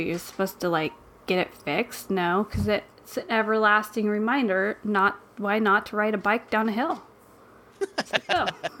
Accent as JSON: {"language": "English", "country": "United States", "said": "because I'm American."}